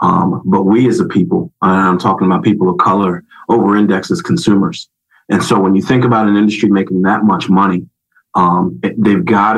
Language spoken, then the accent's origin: English; Philadelphia, Pennsylvania, United States; Well, it's crazy. So I'm from Philadelphia.